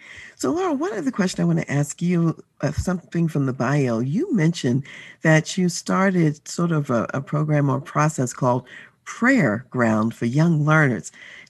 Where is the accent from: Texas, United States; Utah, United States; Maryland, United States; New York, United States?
Maryland, United States; Baltimore; I grew up in Baltimore in a Jewish community and I went to Jewish schools.